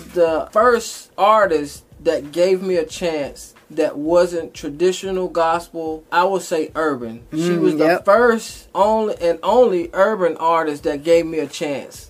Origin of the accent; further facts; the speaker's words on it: Rocky Mount, North Carolina, United States; Rocky Mount, North Carolina.